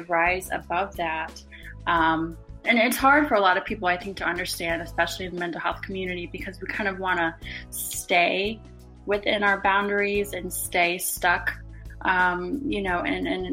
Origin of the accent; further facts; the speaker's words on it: Charleston, South Carolina, United States; I'm originally from Charleston, South Carolina